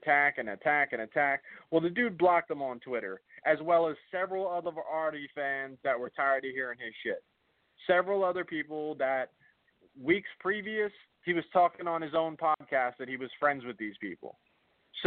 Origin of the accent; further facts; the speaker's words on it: New Jersey, United States; I'm from Jersey